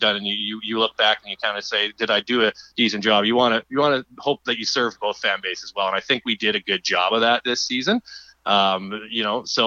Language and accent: English; Saskatoon, Saskatchewan, Canada; I'm born and raised in Saskatoon, and being back here covering sports